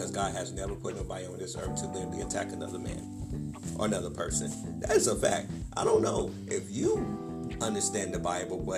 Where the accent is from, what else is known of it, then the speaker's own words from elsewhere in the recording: Wilmington, United States; moved away; also born or lived in Aiken, South Carolina; In my hometown of Wilmington